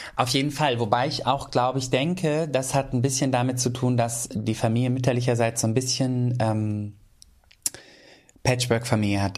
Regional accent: Schenefeld, Schleswig-Holstein, Germany; moved away as an adult; also born or lived in Nuremberg; now in Hamburg, Germany; jeder weiß, ich komme aus Schenefeld.

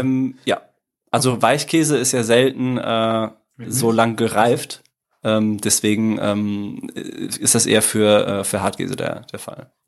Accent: Dortmund, North Rhine-Westphalia, Germany; moved away as an adult; also born or lived in Italy; now in Cologne, Germany; ich komm aus dem Ruhrgebiet

